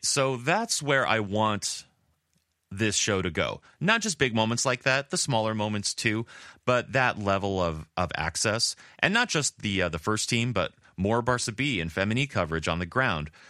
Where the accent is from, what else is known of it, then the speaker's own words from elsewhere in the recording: Oceanside, California, United States; where I was born in Oceanside, California